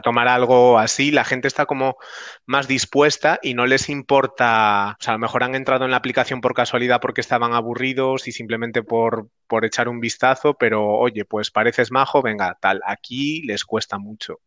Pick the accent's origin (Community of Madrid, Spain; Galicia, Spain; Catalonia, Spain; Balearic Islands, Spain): Galicia, Spain; Pontevedra; moved away as an adult; also born or lived in Ourense / Barcelona; now in Amsterdam, Netherlands; yo soy gallego, nací en Pontevedra, bueno, no, nací en Orense, eh, pero me crié en Pontevedra